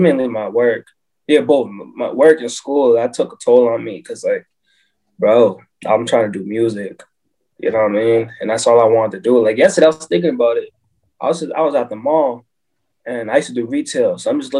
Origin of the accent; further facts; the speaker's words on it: Brockton, Massachusetts, United States; It was difficult growing up in Brockton